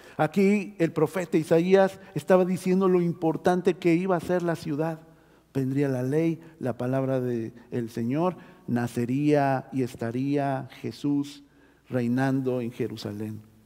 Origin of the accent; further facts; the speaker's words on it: Mexico City, Mexico; now in Oregon, United States; yo nací en la Ciudad de México, o Tierra Santa, también le pueden decir